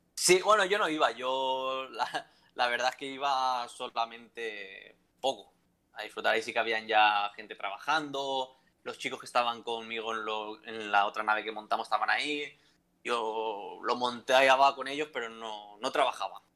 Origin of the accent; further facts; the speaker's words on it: a town near Valencia, Valencian Community, Spain; moved away as an adult; also born or lived in Alicante; es de mi pueblo, es de Guadalupe